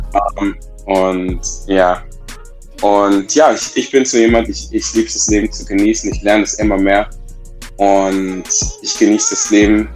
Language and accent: German; Southern Germany, Germany; dass ich im Süddeutschen aufgewachsen bin